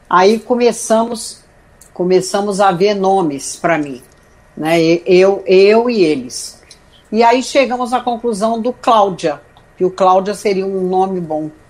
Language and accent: Portuguese; Rio de Janeiro, Brazil; E aí eu me mudei para Juiz de Fora, que é uma cidade muito menor, né? Que eu morava no Rio, nasci no Rio.